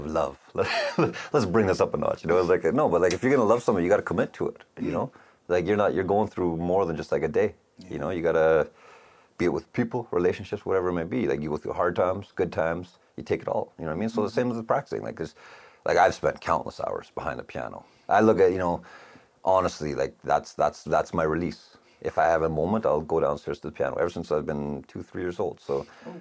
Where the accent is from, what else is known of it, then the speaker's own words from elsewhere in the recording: Calgary, Alberta, Canada; It always felt like little big town growing up.